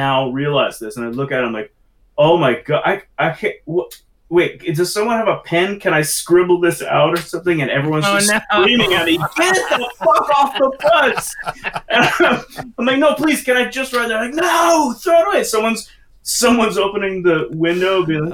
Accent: the Northwest, Pacific Northwest, United States; moved away as an adult; also born or lived in Los Angeles / New York; I really missed a lot of what we grew up with here in the Northwest

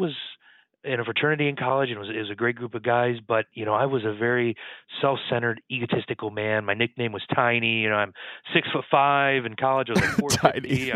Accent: Michigan, United States; moved away as an adult; now in New York City, United States; I'm originally from Michigan, born and raised on the farmland there

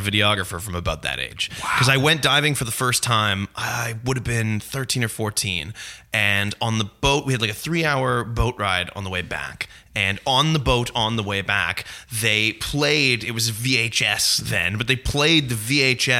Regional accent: Aurora, Ontario, Canada; growing up in Aurora, we didn't have a movie theater

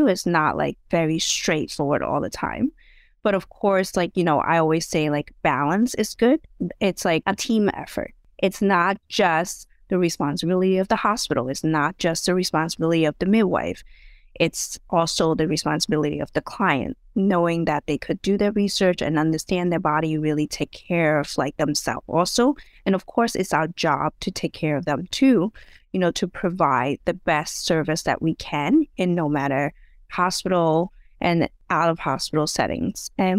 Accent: Hong Kong; I was, you know, born and raised in Hong Kong. So in Hong Kong, it's like under UK rule. when I was born.

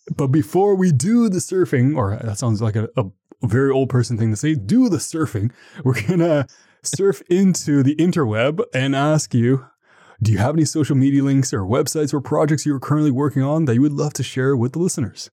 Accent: Canada; me being Canadian, Canadian

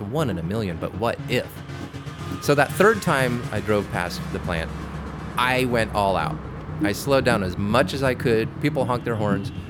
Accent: Southern California, United States; I grew up in California. I escaped the South to the North, and I've been here ever since

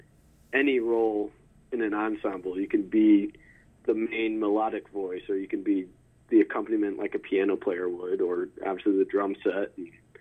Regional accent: Crystal Lake, Illinois, United States; moved away; also born or lived in Ohio; I grew up in Crystal Lake, which is one of the northwest suburbs of Chicago

